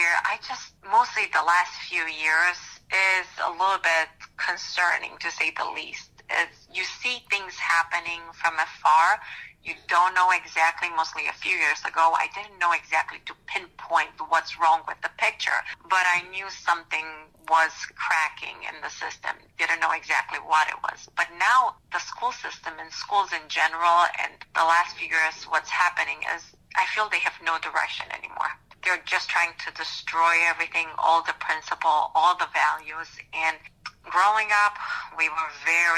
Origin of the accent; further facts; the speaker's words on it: Romania; moved away as an adult; now in Ohio, United States; I moved here about 16 years ago in the U.S. I was born in Romania.